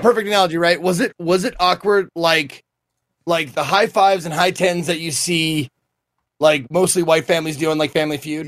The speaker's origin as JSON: {"language": "English", "region": "Montana", "country": "United States", "said": "I'm from Montana"}